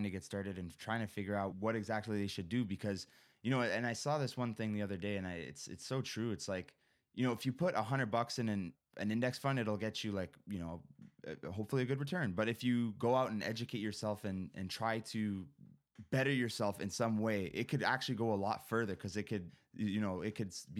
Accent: Canada; I'm Canadian

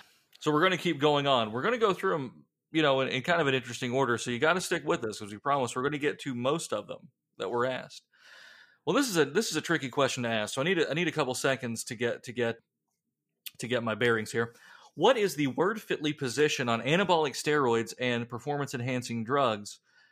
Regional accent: Columbus, Ohio, United States; born there; I was born in Columbus, could happen, but I don't know.

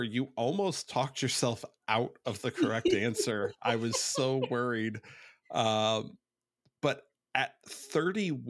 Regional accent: Ohio, United States; now in North Carolina, United States; I'm from Ohio.

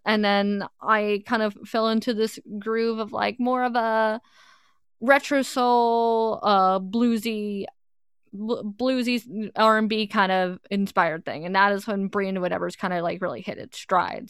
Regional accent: suburbs of New York, United States; I grew up right out, right outside the city. If anyone asks, I'm from New York, but really I'm from the suburbs of New York

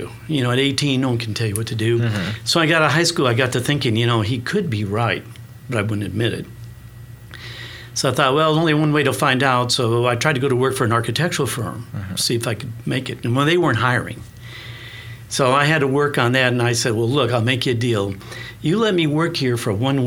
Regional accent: Moline, Illinois, United States; moved away as an adult; also born or lived in Northeast Iowa; now in Oklahoma City, United States; that's really where I grew up in Northern Illinois

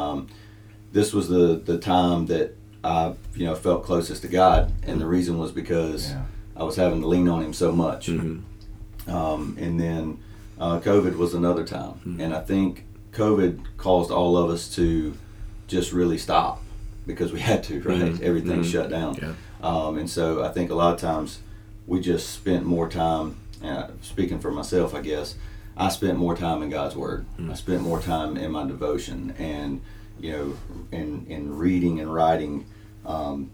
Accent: Jonesville, South Carolina, United States; moved away as an adult; now in Pauline, United States; I grew up in Jonesville, little community called West Springs, and that's where I grew up in church.

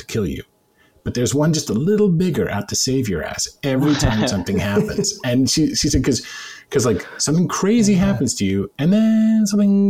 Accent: Canada; I'm Canadian.

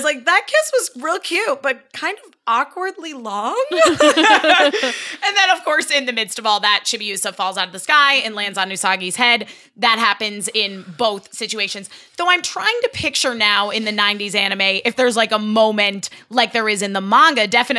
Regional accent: United States; I'm American.

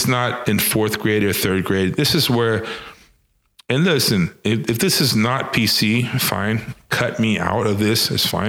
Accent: Panama; also born or lived in Venezuela; But I grew up in Panama, and I grew up in Venezuela. Specifically in Panama, in Central America, in 1989, it was in junior high.

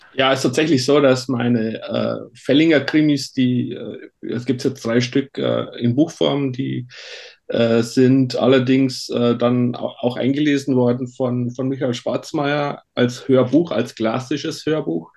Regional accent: Bavarian Forest, Germany; accent: Bavarian; now in near Stuttgart, Germany; ich bin im Bayerischen Wald aufgewachsen und ah, äh, okay. äh, spreche daher immer noch ein bisschen äh, bayerisch mit.

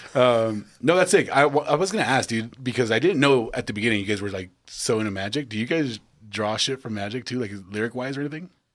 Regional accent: El Paso, Texas, United States; we all realize we're from Texas

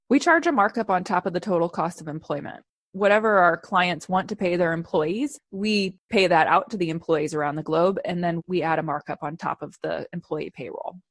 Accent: Midwest, United States; moved away; I'm from the Midwest originally

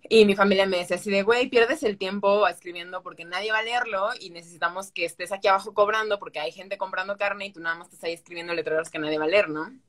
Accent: Boca del Río, Veracruz, Mexico; La verdad es que yo nunca salí de Veracruz en cuestión de ir a, o sea, Jalapa fui una vez, 20 minutos creo, y ya, pero no es como que conozca todo de Veracruz. Solo yo estuve en el puerto y ahí en Boca del Río y ese es, esa, es mi ranchito.

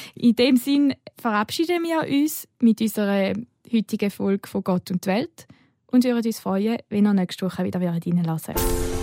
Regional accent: Switzerland; bei uns in der Schweiz

